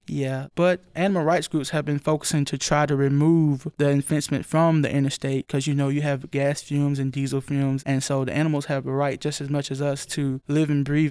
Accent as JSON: {"language": "English", "town": "Linden", "region": "Alabama", "country": "United States", "tie": "born or raised there", "said": "Linden, Alabama. That's my hometown"}